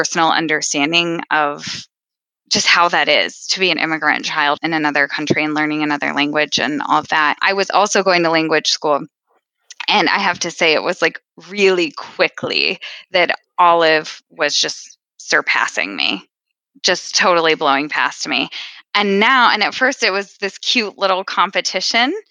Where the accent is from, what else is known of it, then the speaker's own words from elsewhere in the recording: Midwest, United States; moved away; As an American, we are super friendly, especially in the part where I'm from, which is the Midwest.